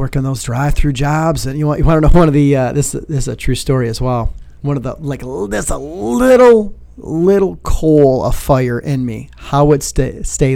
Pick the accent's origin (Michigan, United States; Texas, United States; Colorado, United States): Michigan, United States; Royal Oak; moved away as an adult; also born or lived in Toledo, Ohio; now in South Bend, United States; I'm originally from, like, the Detroit, Michigan area